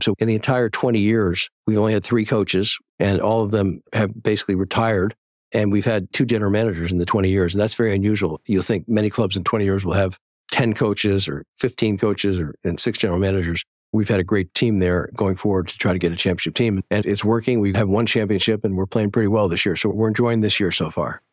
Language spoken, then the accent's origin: English; Boston, Massachusetts, United States; born or raised there